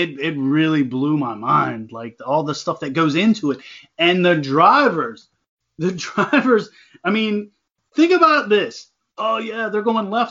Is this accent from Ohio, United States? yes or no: no; Martinsville, Virginia, United States; I grew up in Martinsville, around the track.